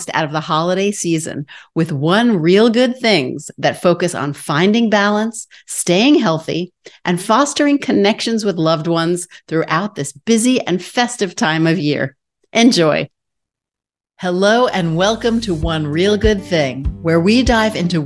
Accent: New York, United States; I'm a New Yorker

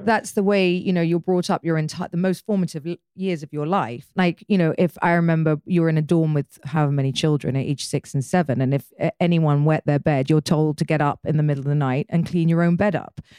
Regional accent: United Kingdom; I'm British

